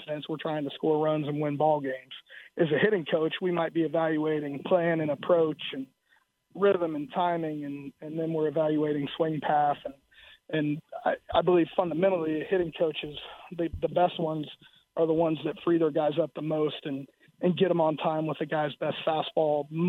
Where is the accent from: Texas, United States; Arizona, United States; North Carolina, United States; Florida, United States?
Florida, United States; South; moved away; also born or lived in Iowa; growing up in South Florida.